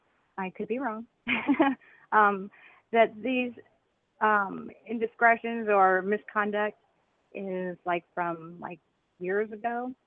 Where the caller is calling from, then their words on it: Southern California, United States; I'm calling from Southern California.